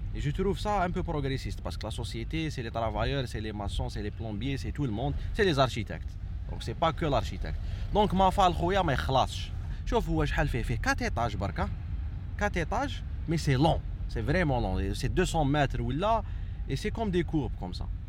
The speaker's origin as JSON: {"language": "French", "town": "Algiers", "region": "Algiers Province", "country": "Algeria", "tie": "born or raised there", "also_born_or_lived": "Réghaïa", "said": "j'ai grandi à Bajarrah"}